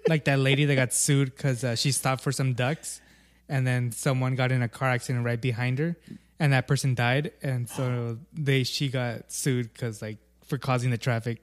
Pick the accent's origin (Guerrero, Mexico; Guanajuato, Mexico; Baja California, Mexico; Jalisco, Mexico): Guerrero, Mexico; Acapulco; moved away; my whole childhood growing up in Acapulco